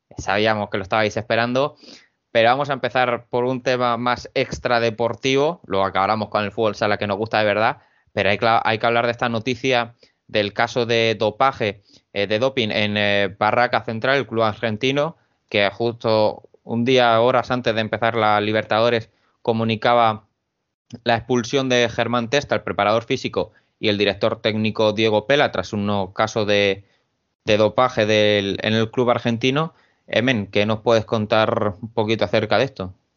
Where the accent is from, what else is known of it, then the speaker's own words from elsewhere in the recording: Cartagena, Region of Murcia, Spain; soy de Cartagena